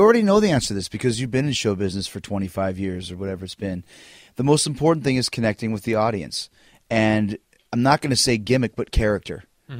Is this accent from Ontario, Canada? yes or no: no; Winnipeg, Manitoba, Canada; I grew up in Winnipeg.